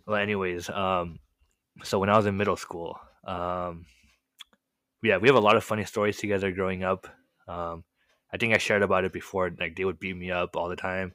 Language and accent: English; Marietta, California, United States; first language Korean; English is a second language; I was born and raised in a really small city